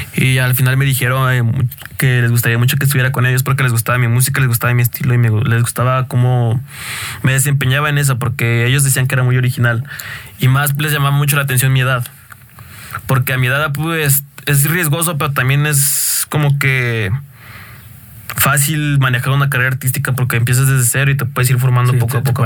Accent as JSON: {"language": "Spanish", "region": "State of Mexico", "country": "Mexico", "said": "yo soy de aquí del Estado de México"}